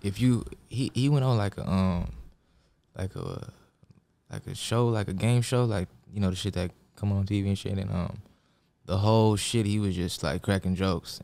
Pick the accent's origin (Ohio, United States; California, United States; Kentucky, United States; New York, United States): California, United States; Lakewood; also born or lived in Long Beach, United States; I'm really from Lakewood all the way.